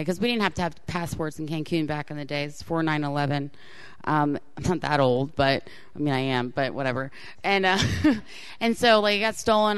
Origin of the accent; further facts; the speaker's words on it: Florida, United States; I grew up in Florida, so my high school was in Florida.